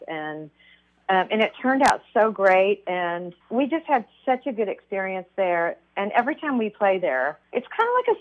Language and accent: English; Missouri, United States; I'm from Missouri